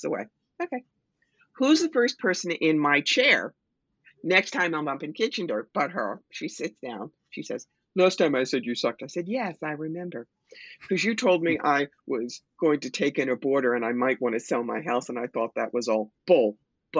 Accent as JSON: {"language": "English", "region": "New York", "country": "United States", "said": "I'm a New Yorker. I'm in your face."}